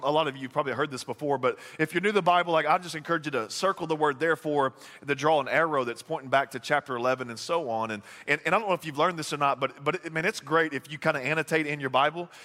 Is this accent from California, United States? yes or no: no; Texas, United States; moved away; I'm from Texas